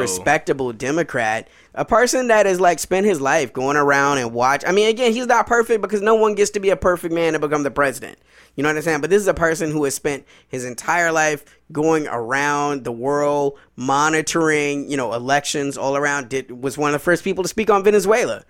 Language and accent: English; Chicago, Illinois, United States; moved away; also born or lived in the South (US); When I grew up in Chicago was, I was a Southsider